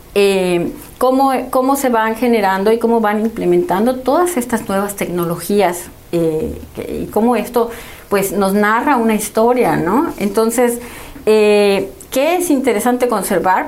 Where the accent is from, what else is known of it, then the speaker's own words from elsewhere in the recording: Mexico; ya todos somos mexicanos